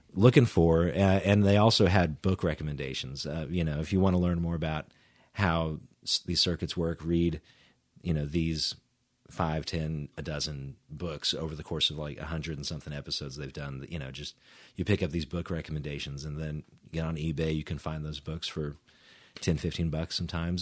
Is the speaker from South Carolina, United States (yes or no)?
no; Edmond, Oklahoma, United States; also born or lived in Houston, Texas; we moved up to Edmond when I was in, like, kindergarten, so then I, you know, I grew up in Edmond, went to school at Edmond Memorial